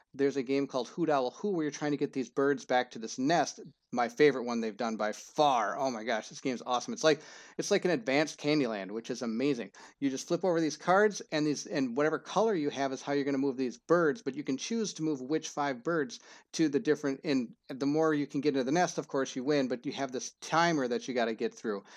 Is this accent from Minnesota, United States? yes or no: yes; Minnesota, United States; I'm not from Cedar Rapids, Iowa, I'm from Minnesota